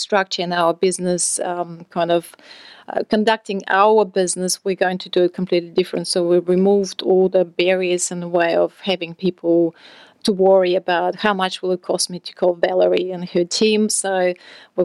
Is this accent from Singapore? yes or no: no; Russia; moved away as an adult; I'm from Russia originally.